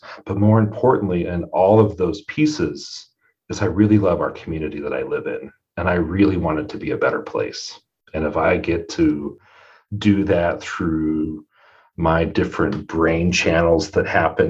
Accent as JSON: {"language": "English", "area": "Custer County, north of Broken Bow", "region": "Nebraska", "country": "United States", "tie": "born or raised there", "moved": "as an adult", "lives_now": "Scottsbluff, United States", "said": "I was raised in Custer County, north of Broken Bow."}